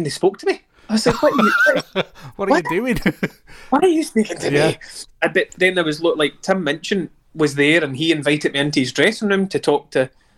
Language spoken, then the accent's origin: English; Tarbolton, Scotland, United Kingdom; I'm from Tarbolton.